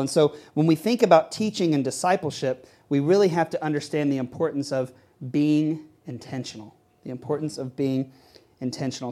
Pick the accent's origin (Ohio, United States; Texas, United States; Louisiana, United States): Texas, United States; now in New York City, United States; I grew up playing baseball in Texas